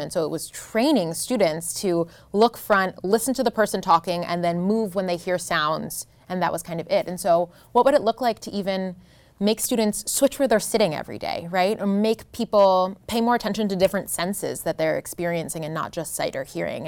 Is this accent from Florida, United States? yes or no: no; New Jersey, United States; moved away; I grew up in New Jersey